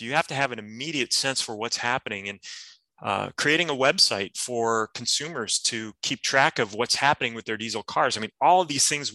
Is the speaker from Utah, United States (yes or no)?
no; Detroit, Michigan, United States; moved away; a high school student at the time, growing up in Detroit